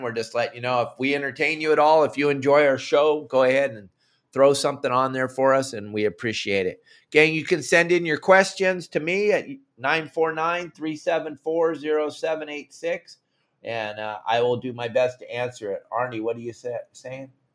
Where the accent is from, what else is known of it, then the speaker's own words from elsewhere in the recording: Southern California, United States; moved away; when I was a young man growing up in Southern California